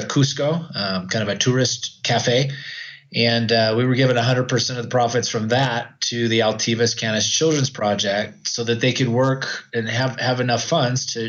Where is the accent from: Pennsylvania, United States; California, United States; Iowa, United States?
California, United States; Oroville; moved away as an adult; also born or lived in Idaho; now in Arequipa, Peru; I grew up in Oroville, California in the U.S., and spent most of my life there.